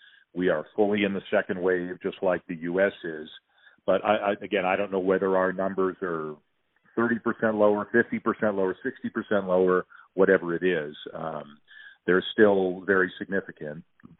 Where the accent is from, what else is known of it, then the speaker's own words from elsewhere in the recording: Canada; So, again, I'm in a tricky spot being Canadian.